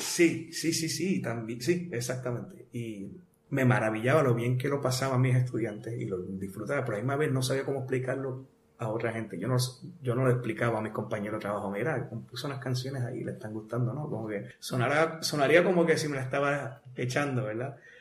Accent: Bayamón, Puerto Rico; also born or lived in Arecibo; Yo soy de Bayamón. De Bayamón. Toda mi familia es de Arecibo. Ah, Papi, mami, este, mis abuelos, todos de Arecibo. Este, pero yo me nací y me crié en Ariametro

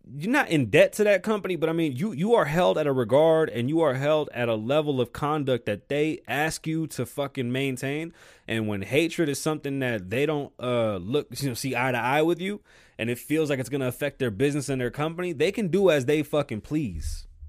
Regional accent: New York, United States; I'm from New York, you know, there's Jamaicans, there was Japanese folks, Cubans, Dominicans, Puerto Ricans, Irish, Jewish, uh, Armenians, you name it, we had it

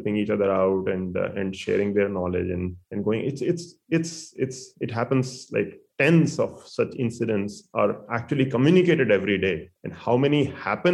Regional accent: near Delhi, northern India, India; moved away as an adult; also born or lived in Bangalore, India / Arizona, United States; now in Silicon Valley, United States; I grew up in India. I went to school there. I even worked mostly north part of India, near and about Delhi.

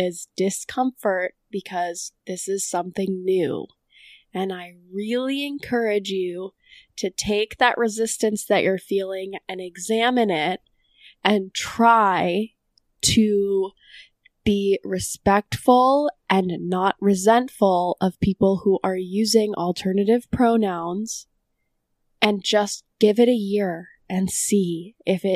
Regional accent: Boston, Massachusetts, United States; I'm also from Boston

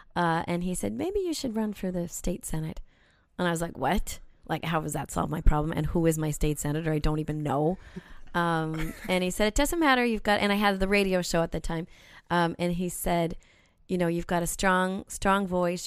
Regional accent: South Saint Paul, Minnesota, United States; moved away as an adult; also born or lived in Winnipeg; growing up in South Saint Paul

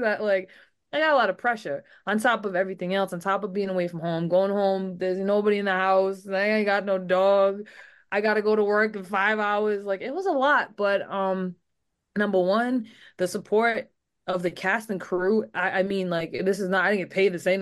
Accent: Rhode Island, United States; growing up in Rhode Island, I will say I had a lot of training for the nor'easters that we get

